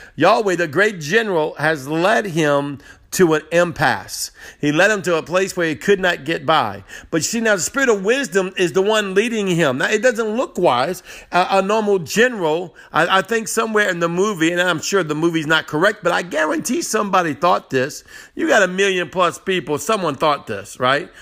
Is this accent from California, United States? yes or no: no; New Orleans, Louisiana, United States; moved away as an adult; now in Slidell, United States; I'm from New Orleans and Metairie area, which is the part of the big city